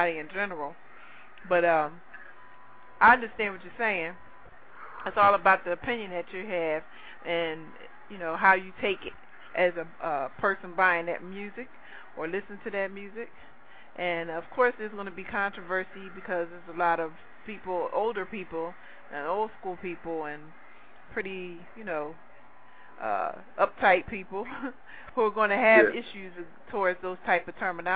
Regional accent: Philadelphia, Pennsylvania, United States; I'm from Philly

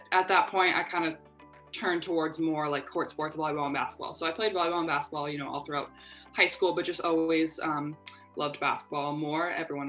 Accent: Winnipeg, Manitoba, Canada; I'm from Canada, and you know, like, ice hockey is obviously like a big thing.

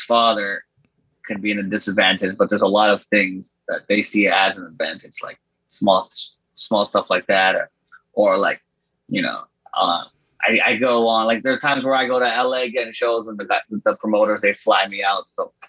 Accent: Canada; that's the best thing about being a Canadian artist

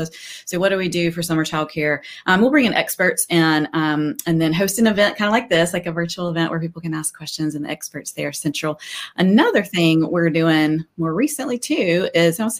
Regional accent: North Carolina, United States; I grew up in North Carolina and went to school at NC State.

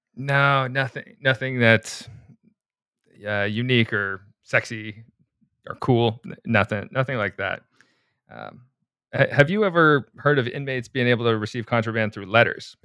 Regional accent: Anchorage, Alaska, United States; I'm from the suburbs of Anchorage

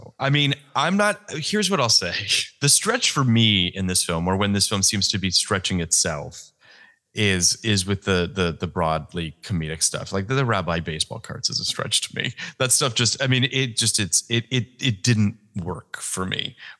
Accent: Toronto, Ontario, Canada; I'm from Toronto, yes.

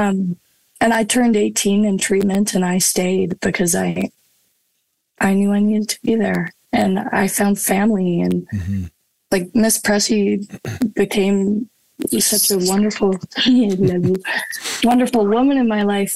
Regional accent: High River, Alberta, Canada; my hometown of High River

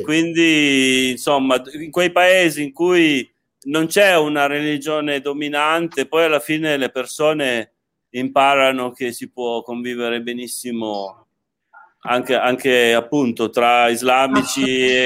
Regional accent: Turin, Piedmont, Italy; io sono torinese di origine

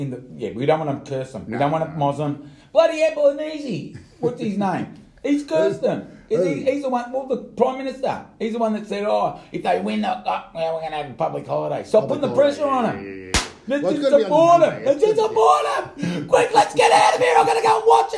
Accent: Cittanova, Calabria, Italy; now in Melbourne, Australia; I come from Cittanova, Reggio Calabria

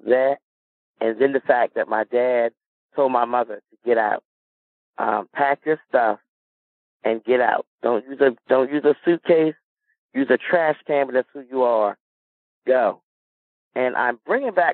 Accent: Milton, Delaware, United States; also born or lived in Dover, Delaware; I'm from Milton, Delaware, a little small town in Delaware

